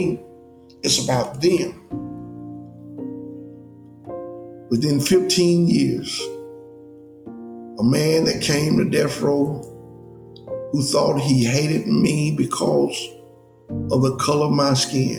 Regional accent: Birmingham, Alabama, United States; I was born in Birmingham, Alabama.

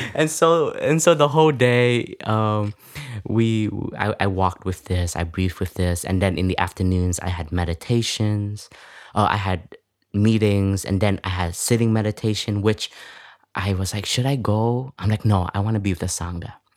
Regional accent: Toronto, Ontario, Canada; English is a second language; moved away; I was raised in Canada, in Toronto, and coming from an immigrant family

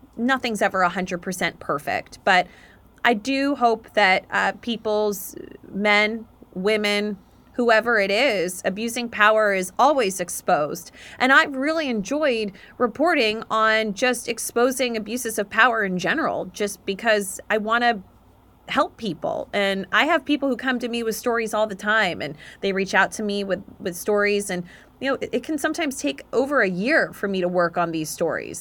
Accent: Dallas, Texas, United States; moved away as an adult; also born or lived in Atlanta, Georgia / Auburn, Alabama; now in New York, United States; I grew up down in Texas, grew up also in Atlanta, Georgia

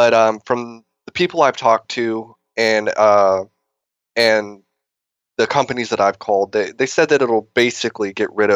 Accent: Texas, United States; now in California, United States; I'm actually from Texas

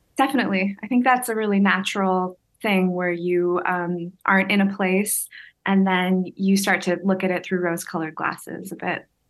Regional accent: Hamilton, Ontario, Canada; moved away; I grew up in Hamilton

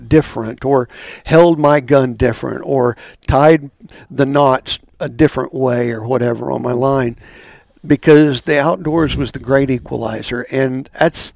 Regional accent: Stillwater, Oklahoma, United States; growing up, we always would tease that, when the students would leave, we would get our town back

